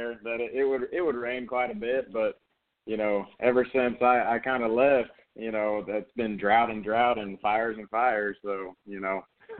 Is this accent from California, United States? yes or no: yes; California, United States; You know, I'm from Southern California